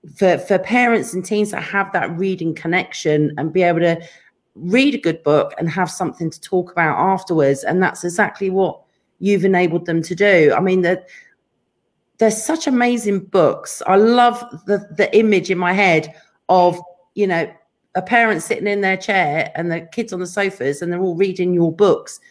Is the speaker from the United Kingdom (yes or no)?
yes; England, United Kingdom; we're both English